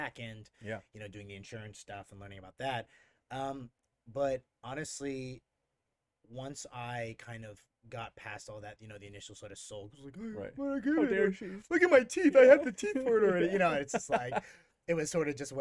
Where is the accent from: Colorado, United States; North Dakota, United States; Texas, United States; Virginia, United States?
Texas, United States; Houston; moved away as an adult; also born or lived in England / Denver; in Houston where I grew up